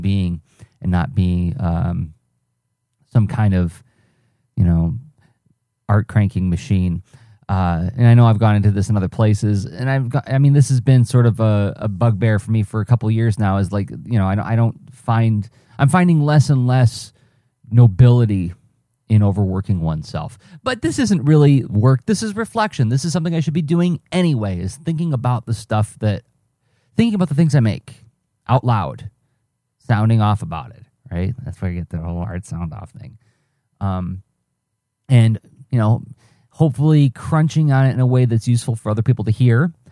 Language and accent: English; Midwest, United States; I'm a Midwesterner